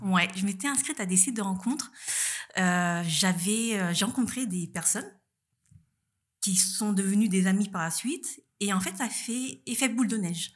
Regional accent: Saint-Denis, Île-de-France, France; moved away as an adult; also born or lived in Paris; now in Nice, France; je viens de Paris, plutôt, enfin, plus précisément de la banlieue parisienne, Saint-Denis. Et donc, j'ai vécu 27 ans à Paris

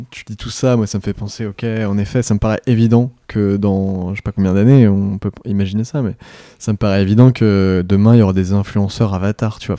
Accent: France; en tant que Français

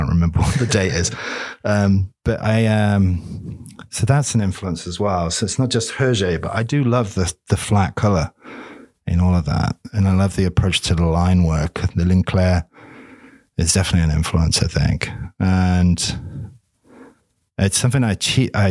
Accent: Greenwich, London, United Kingdom; born there; if they knew that I was half Polish, I mean, I was born in Greenwich.

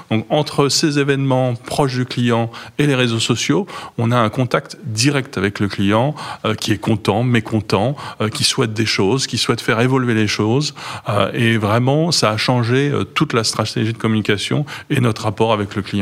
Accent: France; Moi, je suis français.

